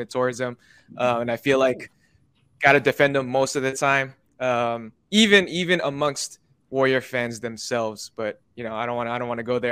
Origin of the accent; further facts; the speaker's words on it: Bay Area, California, United States; I'm born and raised in the Bay Area.